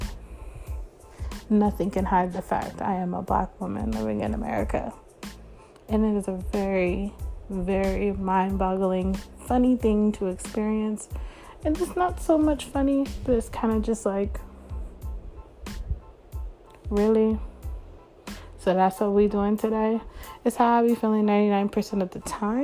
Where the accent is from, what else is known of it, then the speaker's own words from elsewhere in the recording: Northern California, United States; also born or lived in Florida; I am from California, northern part of California